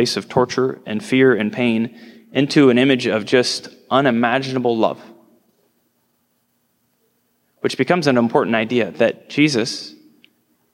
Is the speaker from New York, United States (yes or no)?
no; Nebraska, United States; I'm from Nebraska, I live out in the hills